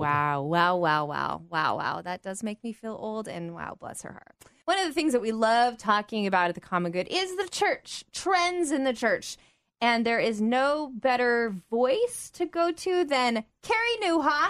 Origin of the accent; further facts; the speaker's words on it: United States; as an American girl, so I'm not, obviously not British